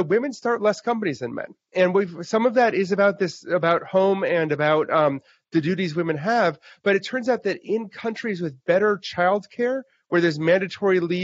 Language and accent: English; Wisconsin, United States; I grew up in Wisconsin